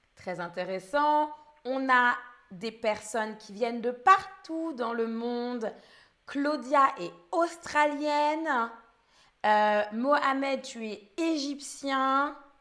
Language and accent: French; France; Je suis française. Je suis danseuse et streameuse. Je parle français, anglais et allemand.